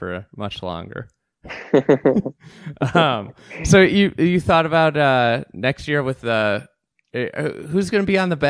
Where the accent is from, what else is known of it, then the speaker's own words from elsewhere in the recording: United States; I'm like an American, I'm just an American golfer.